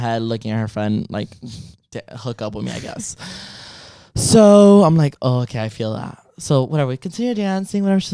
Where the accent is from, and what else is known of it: Miami, Florida, United States